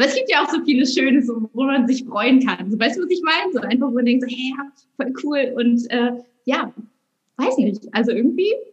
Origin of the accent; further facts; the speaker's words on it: Rügen, Mecklenburg-Vorpommern, Germany; now in Hamburg, Germany; Äh, ich bin auf Rügen aufgewachsen und lebe jetzt irgendwie schon seit, oh, ich glaube, bummelig 12, 13 Jahre in Hamburg